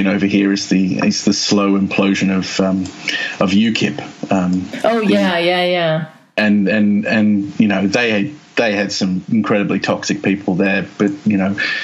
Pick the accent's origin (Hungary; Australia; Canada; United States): Australia; moved away as an adult; now in United Kingdom; I'm from Australia originally. I mean, I'm a British citizen